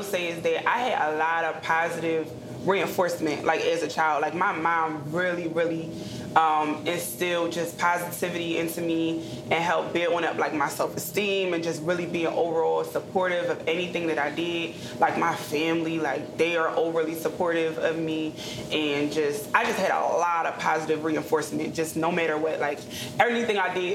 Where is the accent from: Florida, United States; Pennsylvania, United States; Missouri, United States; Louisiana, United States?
Pennsylvania, United States; Eddystone; also born or lived in Prospect Park, Pennsylvania / Chester, Pennsylvania; I actually grew up at Eddystone.